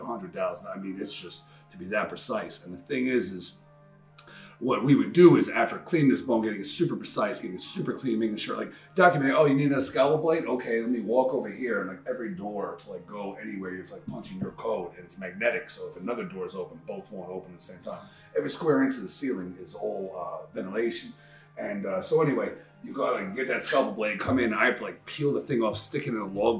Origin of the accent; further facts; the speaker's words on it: New York City, New York, United States; I'm from Queens